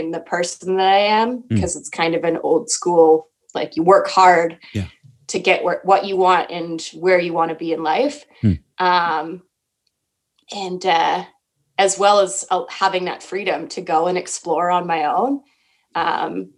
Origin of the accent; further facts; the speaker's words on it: Winnipeg, Manitoba, Canada; also born or lived in northwestern Ontario; I grew up in Winnipeg, Manitoba, essentially half the time in Winnipeg.